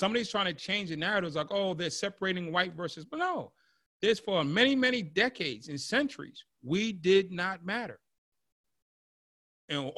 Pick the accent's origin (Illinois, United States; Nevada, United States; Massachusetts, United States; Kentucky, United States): Massachusetts, United States; I'm from Massachusetts, so Plymouth Rock is down the street from my house